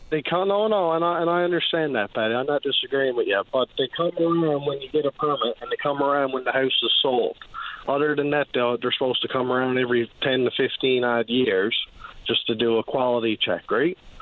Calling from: Clarenville, Newfoundland and Labrador, Canada; I'm calling from Clarenville

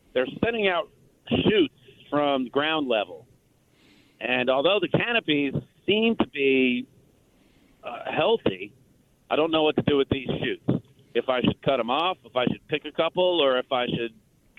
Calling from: Durango, Texas, United States; I'm calling from Durango, Texas. We've talked before. I'm in Falls County in between Marlin and Temple.

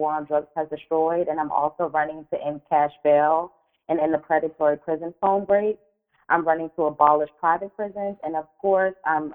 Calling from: Maryland, United States; I'm calling from Maryland

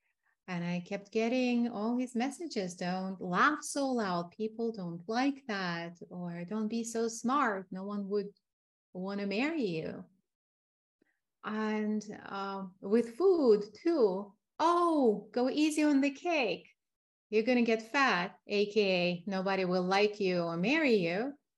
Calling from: Tucson, Arizona, United States; I am located in Tucson, Arizona, in the healing desert, surrounded by mountains.

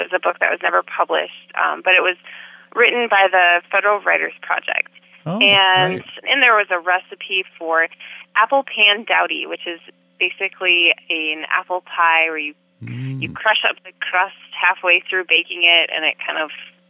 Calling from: South Dakota, United States; also born or lived in Vermont; I'm calling from South Dakota.

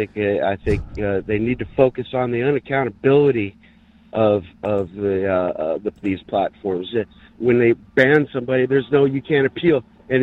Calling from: San Diego, California, United States; … in San Diego.

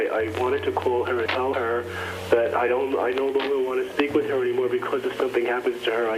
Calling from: New Jersey, United States; I'm calling from New Jersey.

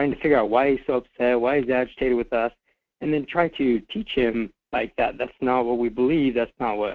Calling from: Fairbanks, Alaska, United States; from Fairbanks.

